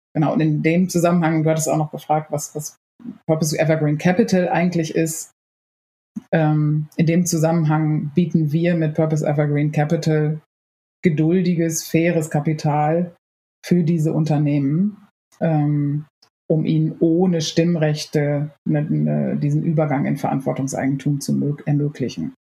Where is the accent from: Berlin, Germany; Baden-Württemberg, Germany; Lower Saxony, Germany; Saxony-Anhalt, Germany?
Lower Saxony, Germany; moved away; ursprünglich komme ich aus Niedersachsen